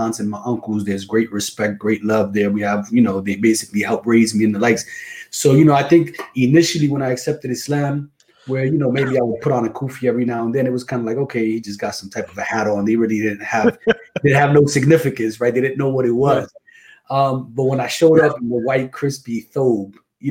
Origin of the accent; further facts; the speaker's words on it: Passaic, New Jersey, United States; also born or lived in Rockford, Illinois; I was born in Passaic, New Jersey.